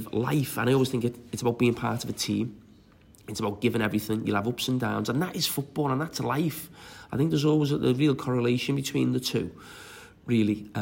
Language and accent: English; Bootle, North West England, United Kingdom; I'm just from Marshall in Bootle